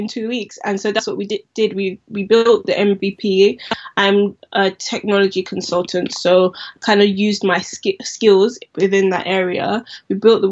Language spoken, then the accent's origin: English; London, United Kingdom; growing up in Southeast London, we used to always go to Lewisham High Street to get our Afro hair products